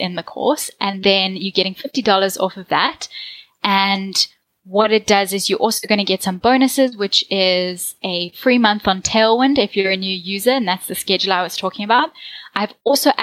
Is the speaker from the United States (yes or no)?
no; South Africa; accent: South African; I'm from South Africa, so I have a South African accent